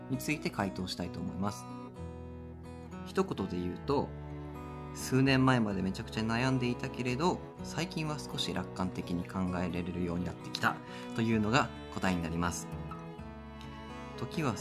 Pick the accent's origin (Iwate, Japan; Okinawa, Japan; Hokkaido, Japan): Hokkaido, Japan; Sapporo; born there; 勝利と僕は札幌生まれなんだよね、お互いに。